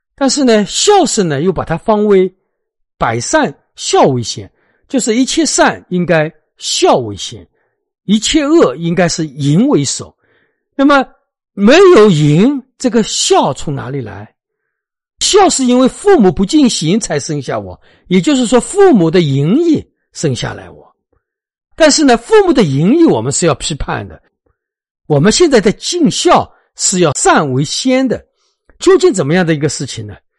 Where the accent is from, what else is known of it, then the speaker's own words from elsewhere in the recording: China; 在我们中国人心目当中